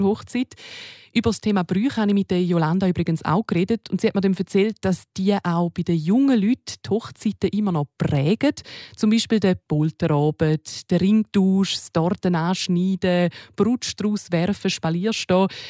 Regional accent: Switzerland; hier bei uns in der Schweiz

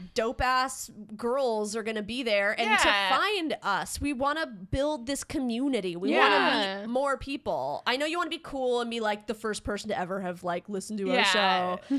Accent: Salt Lake City, Utah, United States; Salt Lake is my hometown.

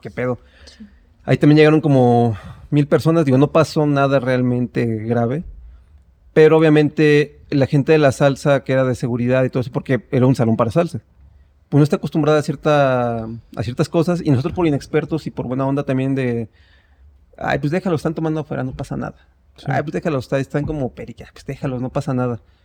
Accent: State of Mexico, Mexico; yo soy del Estado de México

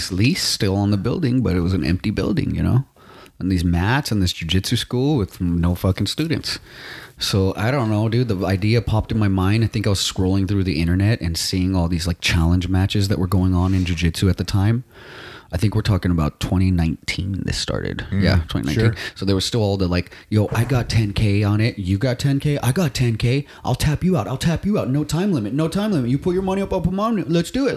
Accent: Los Angeles, California, United States; That's where I was born and raised

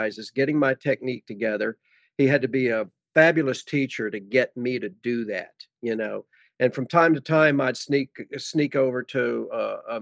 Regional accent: Virginia, United States; now in Dallas, United States; I grew up in Virginia

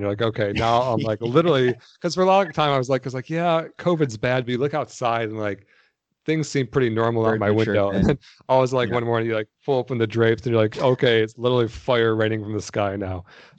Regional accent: Detroit, Michigan, United States; I grew up in Detroit, so I was only about 4 hours from you or so.

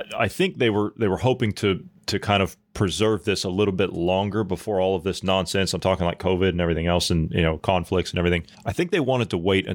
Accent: United States; as an American

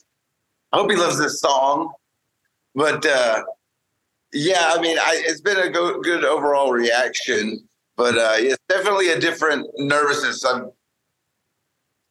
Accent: Kingston, Oklahoma, United States; moved away as an adult; also born or lived in Edmond, Oklahoma / Hollywood, California; I grew up in Oklahoma wanting to be like in rap

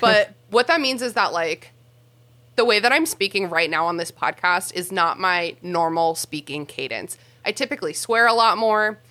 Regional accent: Mid-Atlantic United States, United States; mid-Atlantic uh, Americans

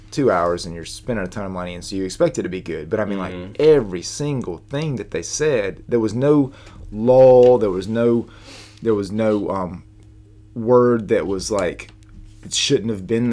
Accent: Southern, United States; accent: Southern; not my Southern accent

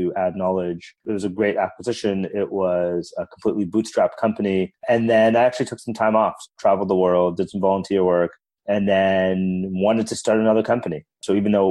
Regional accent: Toronto, Ontario, Canada; moved away as an adult; also born or lived in Waterloo / Palo Alto; from Canada, born and raised in Toronto.

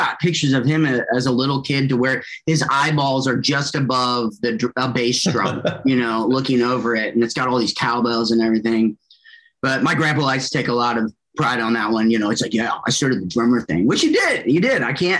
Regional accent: Kansas City, Missouri, United States; also born or lived in Shawnee, Oklahoma; Most people know me as a drummer. I was born in Shawnee, Oklahoma, out of all places. I moved quite a bit as a kid. My dad's work, we kind of bebopped around town quite a bit, or the nation, I should say. But home was always Kansas City.

